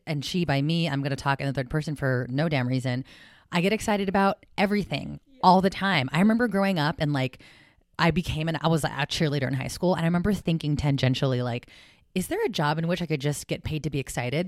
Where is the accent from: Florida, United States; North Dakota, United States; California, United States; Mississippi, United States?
California, United States; South San Francisco; I was born and raised in South San Francisco, California, full Filipina